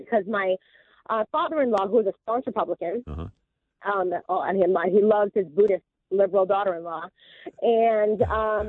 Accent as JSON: {"language": "English", "region": "the North", "country": "United States", "moved": "yes", "said": "there's me from up north, the Yankee."}